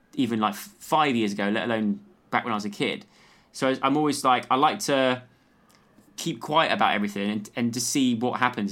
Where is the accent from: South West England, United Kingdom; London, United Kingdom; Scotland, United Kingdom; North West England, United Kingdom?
South West England, United Kingdom; Lacock; growing up in the countryside, I grew up in, um, in Wiltshire